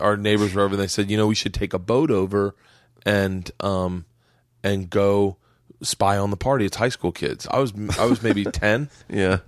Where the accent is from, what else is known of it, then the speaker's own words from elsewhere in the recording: Florida, United States; growing up in Florida